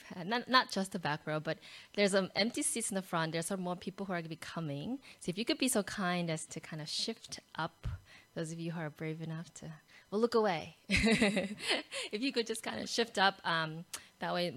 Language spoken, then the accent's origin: English; United States; now in Australia; I'm American